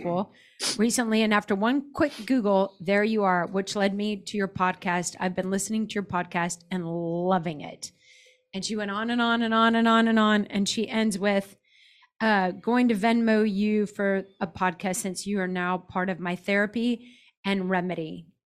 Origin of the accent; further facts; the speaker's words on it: Dallas, Texas, United States; I'm already a Mormon from, or was a Mormon from Dallas.